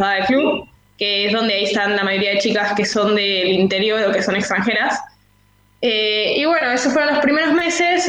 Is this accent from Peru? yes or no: yes; Peru; moved away as an adult; also born or lived in San Telmo, Buenos Aires, Argentina; now in Buenos Aires, Argentina; yo nací y siempre viví en Perú.